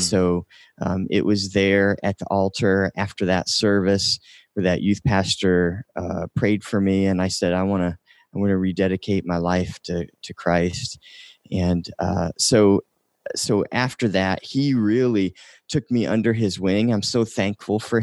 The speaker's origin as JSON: {"language": "English", "region": "Indiana", "country": "United States", "tie": "born or raised there", "moved": "yes", "lives_now": "North Dakota, United States", "said": "I'm originally from uh, Indiana"}